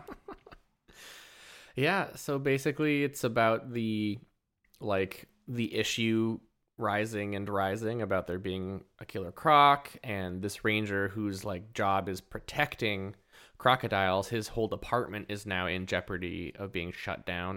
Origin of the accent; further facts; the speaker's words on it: Port Hardy, British Columbia, Canada; I grew up in Port Hardy